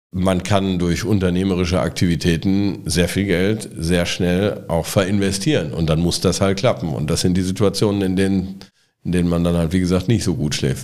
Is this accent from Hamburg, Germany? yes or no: no; Halver, North Rhine-Westphalia, Germany; moved away as an adult; also born or lived in Frankfurt / London / Spain; now in Cologne, Germany; wir sind gemeinsam in Halver aufgewachsen